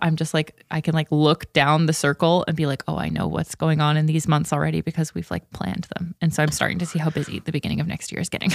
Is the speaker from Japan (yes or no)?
no; Ontario, Canada; moved away; where I grew up in Canada and Ontario